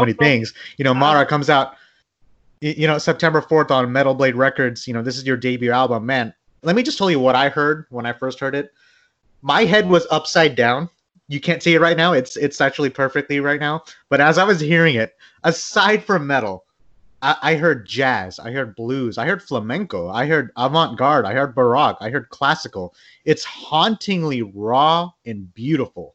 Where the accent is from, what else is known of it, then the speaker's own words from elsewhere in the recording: Bangladesh; I'm from Bangladesh, and there's a metal scene in Bangladesh